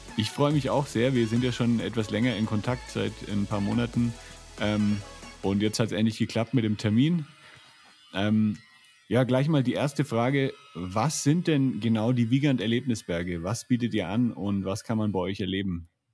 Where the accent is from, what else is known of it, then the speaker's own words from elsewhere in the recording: Franconia, Bavaria, Germany; moved away; Ich bin ja aus Franken